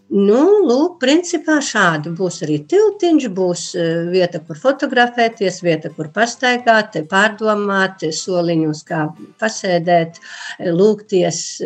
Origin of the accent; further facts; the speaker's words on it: Līksna, Augšdaugava Municipality, Latvia; es esmu kristīta Līksnes baznīcā